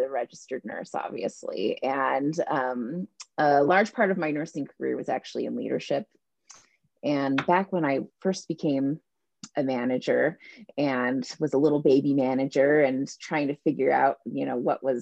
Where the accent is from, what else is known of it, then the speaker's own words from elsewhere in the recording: California, United States; moved away as an adult; we're from California originally